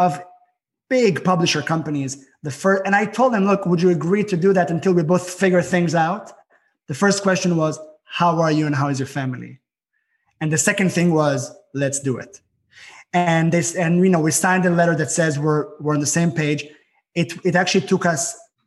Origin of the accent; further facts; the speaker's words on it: Israel; moved away; There's a lot of snow here, and I'm from Israel.